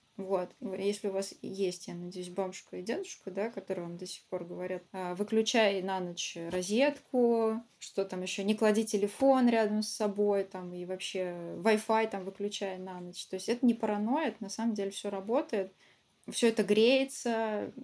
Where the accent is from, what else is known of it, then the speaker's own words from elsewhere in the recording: Samara, Samara Oblast, Russia; also born or lived in Ulyanovsk; не живу, а родительский мой город, я из Самары.